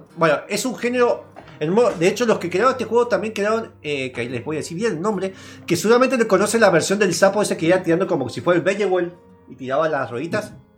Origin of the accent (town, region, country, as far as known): Argentina